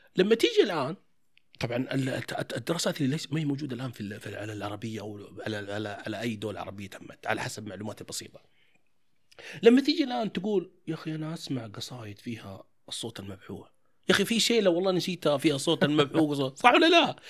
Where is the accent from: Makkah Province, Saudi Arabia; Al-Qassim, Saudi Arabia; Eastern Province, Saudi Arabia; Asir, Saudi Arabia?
Makkah Province, Saudi Arabia; Taif; عندنا احنا انا من الطائف